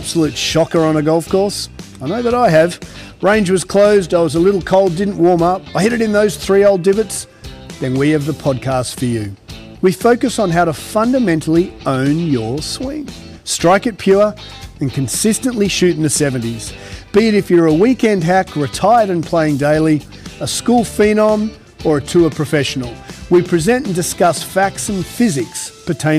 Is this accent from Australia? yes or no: yes; Australia; now in United States; as an Aussie who didn't really grow up with Ryder Cup